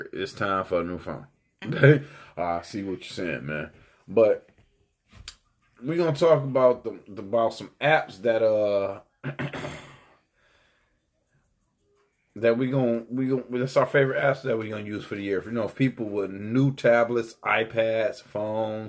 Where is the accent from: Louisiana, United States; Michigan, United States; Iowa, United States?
Michigan, United States; Detroit; I'm from Detroit